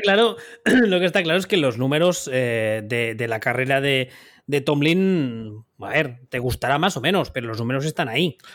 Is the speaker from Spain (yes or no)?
yes; Spain; Siendo nosotros españoles, eh, hablando español